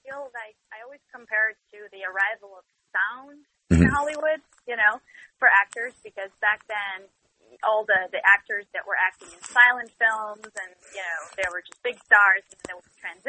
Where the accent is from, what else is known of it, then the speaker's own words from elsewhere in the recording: Russia; English is a second language; now in United States; because I came here from Russia and I had to do like a lot of, you know, serious acting training and film training and everything.